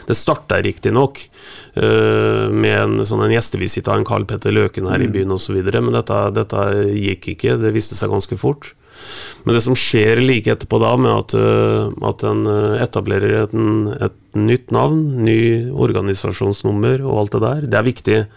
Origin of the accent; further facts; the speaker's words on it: Borgen, Østfold, Norway; jeg kommer jo fra Borgar